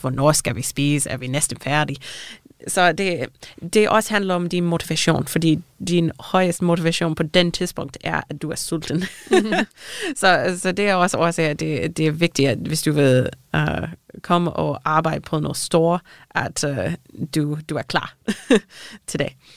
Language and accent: Danish; Canada; Danish is a second language; moved away as an adult; now in Denmark; jeg er ikke dansker, jeg kommer fra Canada, så mine forældre er i Canada.